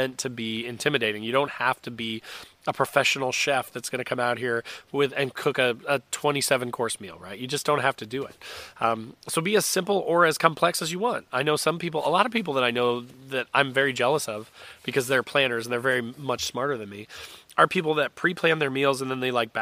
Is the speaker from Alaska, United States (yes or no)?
no; Indiana, United States; I am an Indiana boy. I grew up in Indiana